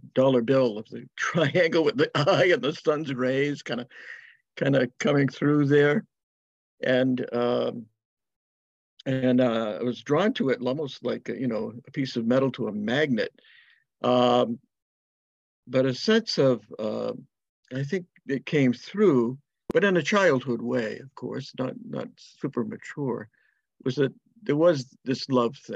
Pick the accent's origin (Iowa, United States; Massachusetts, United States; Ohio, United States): Massachusetts, United States; Linwood; also born or lived in Whitinsville, Massachusetts; So I grew up in Blackstone Valley, spent my childhood in Linwood